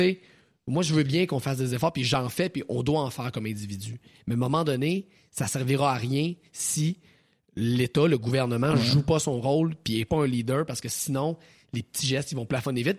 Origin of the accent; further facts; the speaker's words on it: Thetford Mines, Quebec, Canada; je viens de la région de Thetford Mines